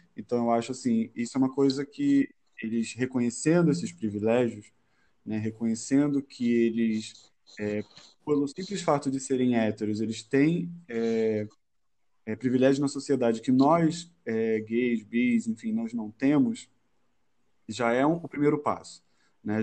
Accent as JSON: {"language": "Portuguese", "region": "Rio de Janeiro", "country": "Brazil", "tie": "born or raised there", "also_born_or_lived": "Madureira, Rio de Janeiro", "said": "morador de Madureira, nascido e criado no Lins de Vasconcelos com muito orgulho."}